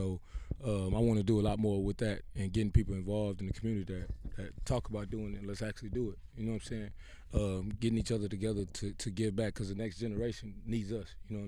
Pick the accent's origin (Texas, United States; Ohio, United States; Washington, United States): Texas, United States; Houston; I'm from Acres Home originally